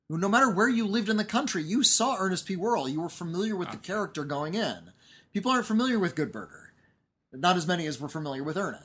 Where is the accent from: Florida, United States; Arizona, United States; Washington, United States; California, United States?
California, United States; Southern; We're from Southern California.